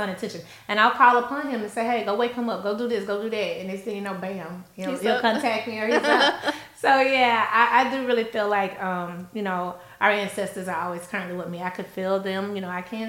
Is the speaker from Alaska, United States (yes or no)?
no; Louisiana, United States; I'm from Louisiana